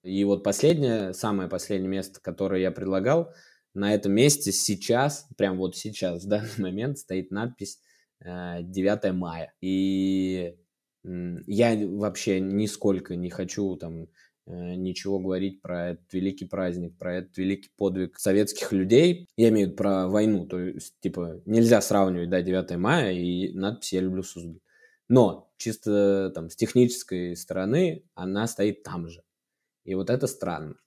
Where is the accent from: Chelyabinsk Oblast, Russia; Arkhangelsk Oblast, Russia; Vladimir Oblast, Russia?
Vladimir Oblast, Russia; Suzdal; мой родной город, я там вырос